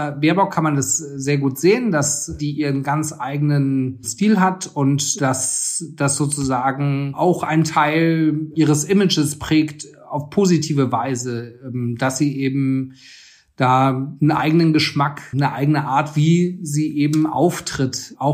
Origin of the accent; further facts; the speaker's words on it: Frankfurt, Hesse, Germany; Ich bin in Frankfurt aufgewachsen und da hat man in den 90er Jahren auch einen sehr eigenen Kleidungsstil gehabt.